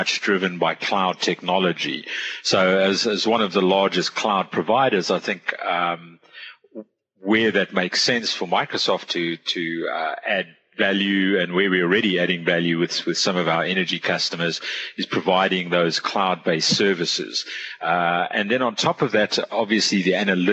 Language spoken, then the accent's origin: English; South Africa; now in Singapore; I'm from South Africa originally.